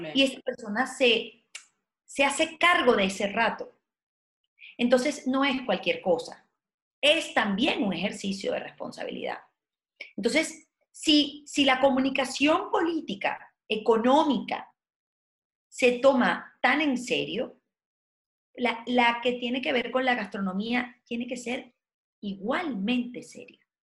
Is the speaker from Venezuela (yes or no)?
yes; Venezuela; moved away as an adult; yo nací en un país de porfiados